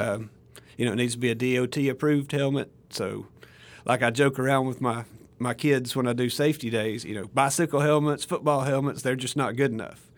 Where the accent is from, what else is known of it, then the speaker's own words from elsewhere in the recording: Alabama, United States; moved away as an adult; now in Mississippi, United States; I'm from Alabama originally